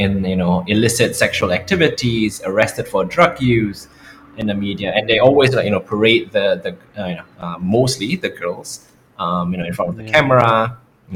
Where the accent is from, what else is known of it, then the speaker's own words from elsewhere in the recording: Jakarta, Indonesia; also born or lived in Germany; I was born in Germany, right? And I stayed there until I was 5 before my parents moved back to Jakarta, to Indonesia